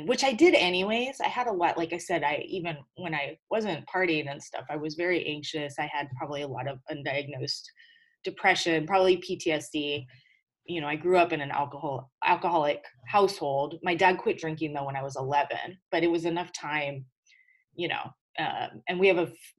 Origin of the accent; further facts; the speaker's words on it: Whittier, California, United States; also born or lived in Hawaii / San Diego, California; we lived in LA in a town called Whittier, which is like, I consider my hometown